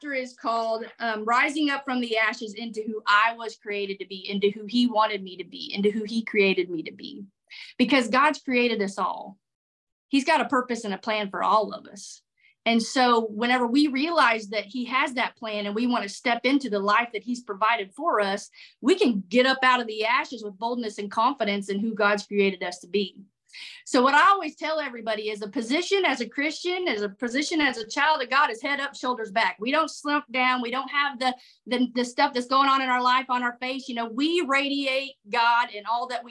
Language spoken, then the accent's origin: English; Missouri, United States; I'm from Missouri.